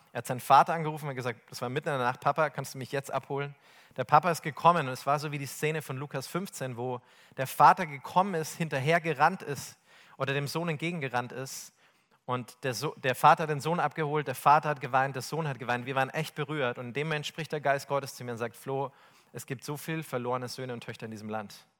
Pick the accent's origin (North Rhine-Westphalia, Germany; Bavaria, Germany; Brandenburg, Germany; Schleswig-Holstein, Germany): Bavaria, Germany; ich komme aus Bayern